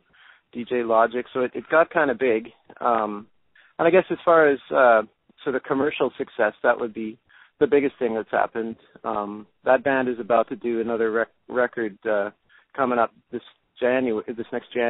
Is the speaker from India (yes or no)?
no; Canada; also born or lived in Washington State / Texas / Vancouver; I'm Canadian, but I did go to school in the U.S.